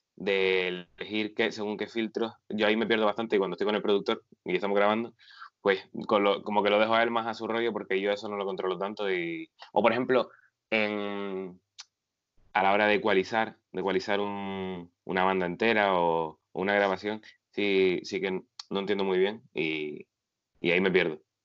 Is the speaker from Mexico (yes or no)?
no; Agaete, Canary Islands, Spain